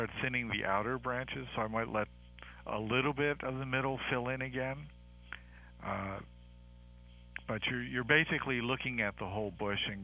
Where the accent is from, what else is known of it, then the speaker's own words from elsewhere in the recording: Maryland, United States; moved away; I grew up in Maryland